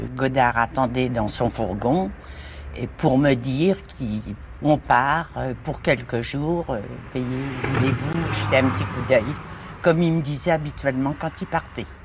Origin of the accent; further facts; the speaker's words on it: Brittany, France; moved away as an adult; now in Caen, France; Je suis bretonne